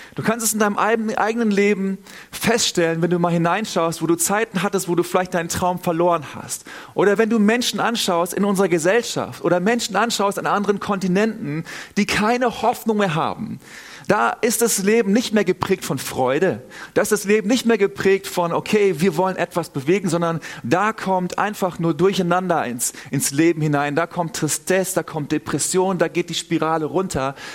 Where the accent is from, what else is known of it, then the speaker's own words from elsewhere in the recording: Northern Germany, Germany; now in Southern Germany, Germany; Also ich bin selber aus Norddeutschland, wohne in Süddeutschland